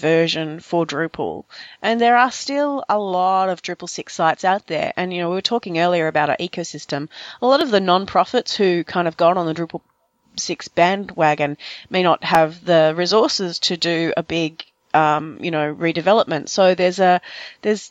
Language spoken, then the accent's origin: English; Victoria, Australia; also born or lived in Melbourne, Australia; Victoria is my home state.